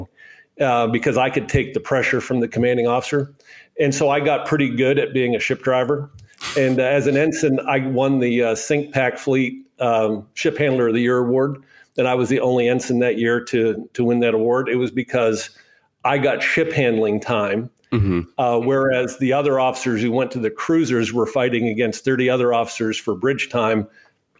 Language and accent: English; Altoona, Pennsylvania, United States; moved away as an adult; also born or lived in Annapolis, Maryland; now in Miami Beach, United States; I'm from Altoona, Pennsylvania, and I played football.